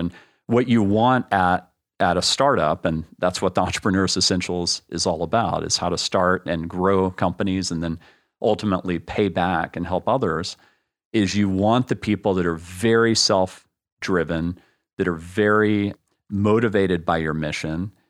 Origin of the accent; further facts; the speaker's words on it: Austin, Texas, United States; growing up in Austin